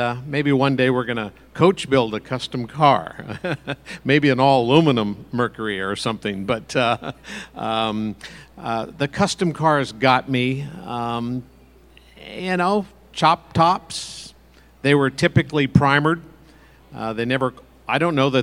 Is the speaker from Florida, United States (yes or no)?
no; Oakland, California, United States; I grew up in Oakland, California